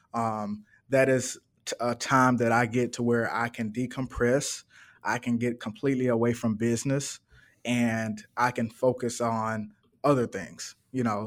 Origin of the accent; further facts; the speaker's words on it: Birmingham, Alabama, United States; now in Atlanta, United States; I'm originally from Birmingham, Alabama, um, and that is where my mom and dad is.